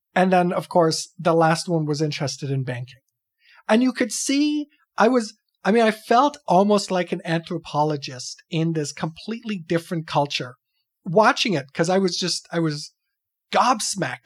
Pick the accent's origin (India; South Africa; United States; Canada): Canada; I'm some schmuck from Canada